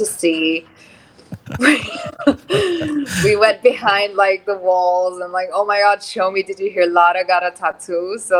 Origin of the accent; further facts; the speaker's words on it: Abu Dhabi, United Arab Emirates; moved away; also born or lived in Lebanon; So I grew up in Abu Dhabi.